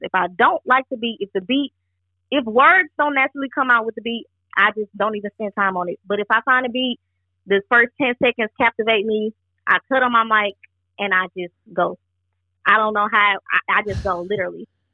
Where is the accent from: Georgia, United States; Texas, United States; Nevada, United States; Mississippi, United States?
Georgia, United States; also born or lived in Bronx, New York; I moved to Georgia at the age of four